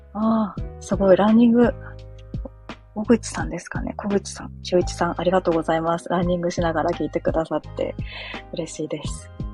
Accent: Chiba, Japan; moved away as an adult; now in Fukuoka, Japan; 私もともと千葉県出身で、もうずっと千葉県で生まれ育ち

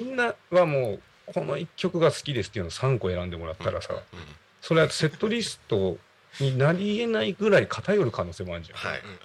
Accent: Yachiyo, Chiba, Japan; moved away; 僕はあの八千代市出身なんですよ

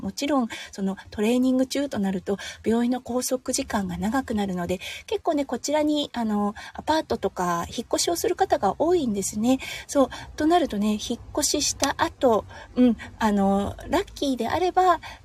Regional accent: Tohoku, Japan; now in Australia; 東北出身なので

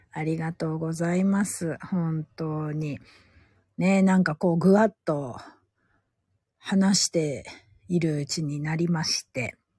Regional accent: Gifu, Japan; 地元名古屋じゃないや、地元岐阜県から

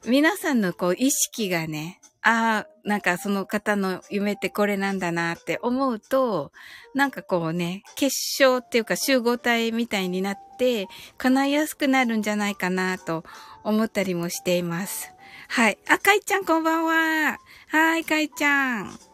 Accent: Kyushu, Japan; 九州人なんで

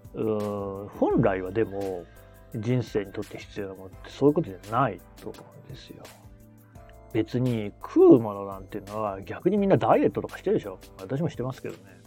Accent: Nagoya, Aichi, Japan; 名古屋の出身

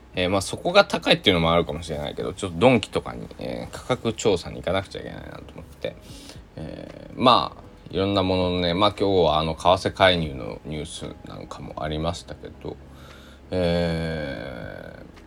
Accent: Shikoku, Japan; 生まれ育った、まあ、暮らしてる四国ではね

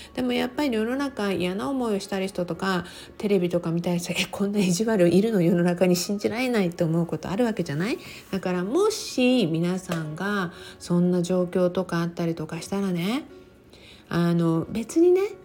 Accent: Okinawa, Japan; 私は沖縄に生まれて、沖縄で育って

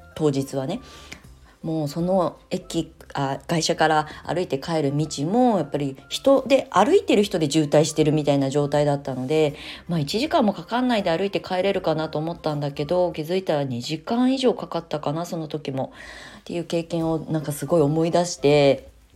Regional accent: Japan; now in Tokyo, Japan; 田舎で生まれ育ってる

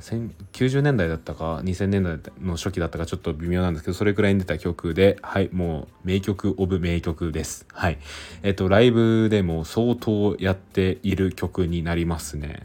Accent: Aichi, Japan; 僕なんか愛知出身

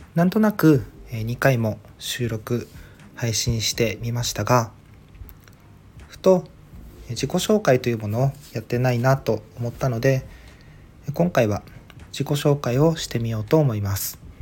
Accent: Ishigaki, Okinawa, Japan; now in Okinawa Island, Japan; 出身地沖縄県の石垣島生まれで現在は沖縄本島に在住です

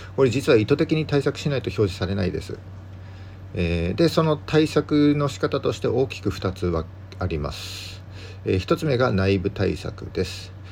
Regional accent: Yamagata countryside, Japan; now in Sendai, Japan; 僕出身は山形の田舎なので、もっと寒くて、雪もすごいとこに住んでたんですけども

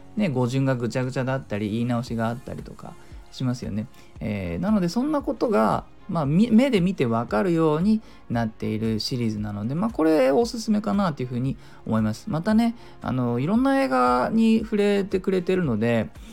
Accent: Japan; 母国語じゃない我々日本人

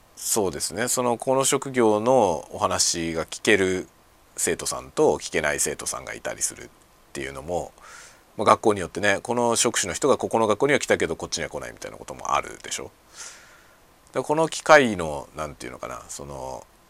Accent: Greater Tokyo Area, Japan; now in Hokkaido, Japan; 首都圏で生まれ育ちましたんで

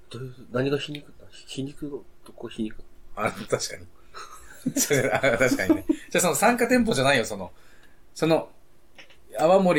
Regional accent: Yokohama, Kanagawa, Japan; 横浜育ちだから、生まれの。

